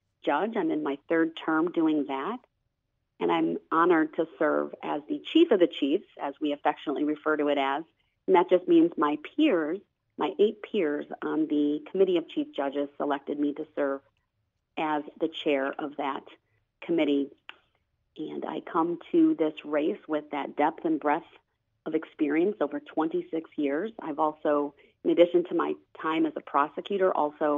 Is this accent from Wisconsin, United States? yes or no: yes; Waukesha County, Wisconsin, United States; also born or lived in Virginia; I am a native of Wisconsin, lifetime resident. This is my home. Love this state very, very much. I grew up in Waukesha County